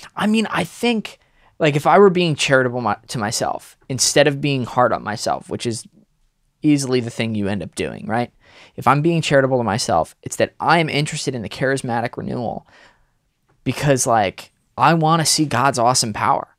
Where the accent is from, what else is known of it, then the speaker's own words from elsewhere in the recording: Connecticut, United States; I grew up in Connecticut